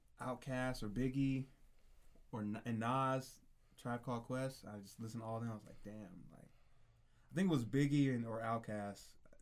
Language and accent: English; Phoenix, Arizona, United States; also born or lived in St. Louis, Missouri; Born in St. Louis, Missouri. Moved out to Phoenix when I was 9.